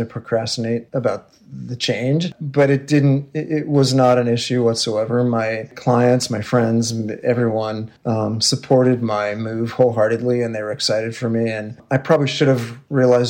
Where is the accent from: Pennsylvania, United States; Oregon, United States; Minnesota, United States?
Oregon, United States; Portland; also born or lived in London, United Kingdom; I grew up in Southeast Portland, kind of close in Southeast Portland between Hawthorne and Division